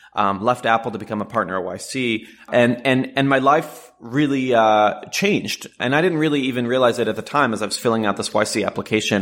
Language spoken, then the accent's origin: English; Jerusalem, Jerusalem District, Israel; moved away as an adult; now in Silicon Valley, United States; I was born in Jerusalem to an Orthodox Jewish family, and I came out to Silicon Valley to start a company really on a whim.